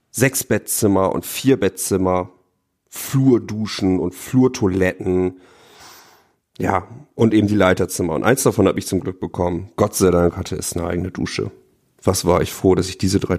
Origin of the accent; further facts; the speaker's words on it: Oldenburg, Lower Saxony, Germany; now in Bremerhaven, Germany; Ich komme aus Bremerhaven, bin dort zurzeit Referendar seit diesem Schuljahr und komme eigentlich aus einem Vorort von Oldenburg.